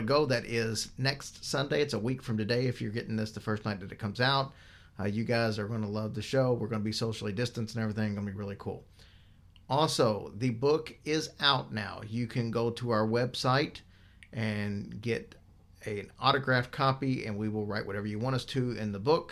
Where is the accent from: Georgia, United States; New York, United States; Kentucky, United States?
Kentucky, United States; Louisville; my hometown of Louisville